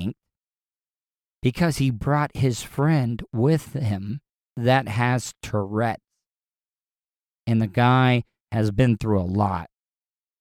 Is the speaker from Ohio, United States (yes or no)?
no; DeLeon Springs, Florida, United States; I grew up in DeLeon Springs